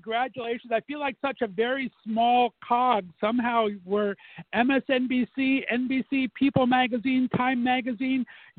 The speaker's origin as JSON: {"language": "English", "region": "California", "country": "United States", "moved": "yes", "lives_now": "Ohio, United States", "said": "I'm from California originally, in a transplant here"}